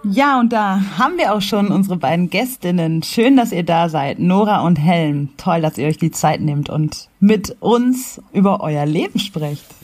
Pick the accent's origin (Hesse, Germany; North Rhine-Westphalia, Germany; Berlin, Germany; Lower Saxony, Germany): North Rhine-Westphalia, Germany; Ruhr area; moved away as an adult; also born or lived in Tanzania / Kassel; ich bin im Ruhrgebiet aufgewachsen